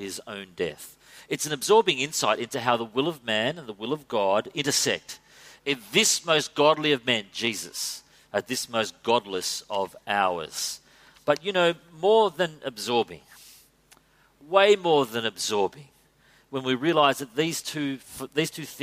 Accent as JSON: {"language": "English", "country": "Australia", "said": "as Aussie men"}